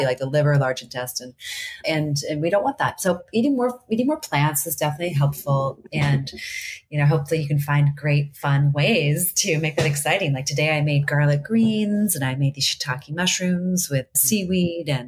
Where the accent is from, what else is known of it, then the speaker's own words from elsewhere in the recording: D.C., Virginia, United States; also born or lived in Maryland; I grew up in Virginia outside of Washington, D.C.